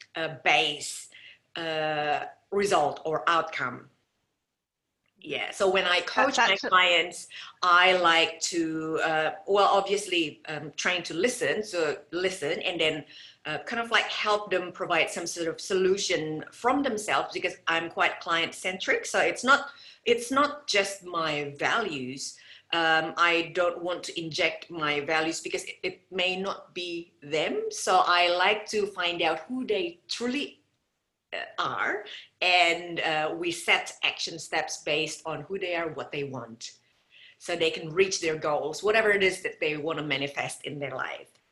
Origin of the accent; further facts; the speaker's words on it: Indonesia; moved away as an adult; I came from Indonesia and I moved here um, in 1996 to marry my first husband